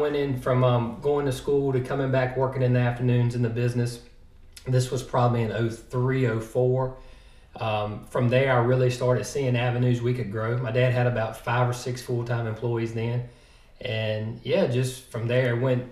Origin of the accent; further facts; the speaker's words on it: South Boston, Virginia, United States; Born and raised in South Boston. Glad to be from Halifax County